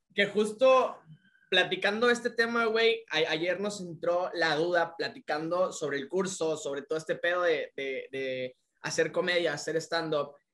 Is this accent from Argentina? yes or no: no; Tabasco, Mexico; now in Yucatán, Mexico; vivimos aquí en Yucatán, güey. De que yo soy tabasqueño